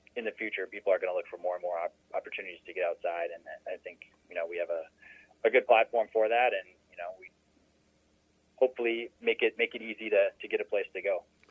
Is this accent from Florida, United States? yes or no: no; Minnesota, United States; I grew up in uh, Minnesota